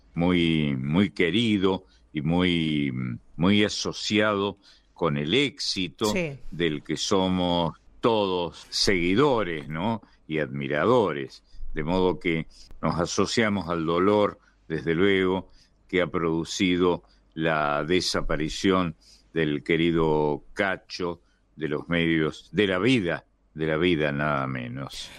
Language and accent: Spanish; Argentina; somos los argentinos